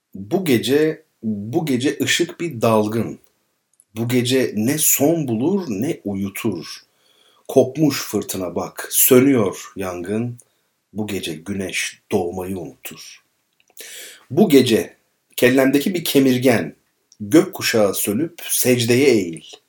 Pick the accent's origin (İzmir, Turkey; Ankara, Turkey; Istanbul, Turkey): İzmir, Turkey; Izmir, Turkey; kendi çocukluğum İzmir Karşıyaka